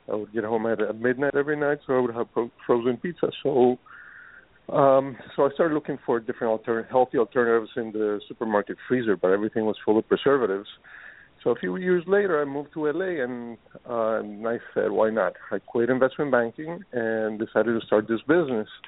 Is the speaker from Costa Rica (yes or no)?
yes; Costa Rica; English is a second language; moved away as an adult; now in United States; we grew up in Costa Rica, and uh, you know, in Costa Rica, we uh, we got used to eating a lot of fresh fruits